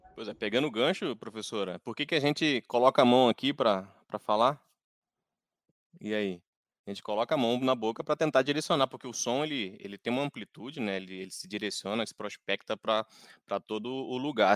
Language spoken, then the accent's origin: Portuguese; Rio de Janeiro, Brazil; moved away; Eu que sou lá do Rio de Janeiro